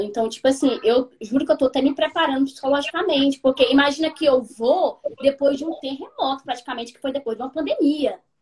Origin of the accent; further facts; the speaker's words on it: Maranhão, Brazil; moved away as an adult; now in Melbourne, Australia; eu sou maranhense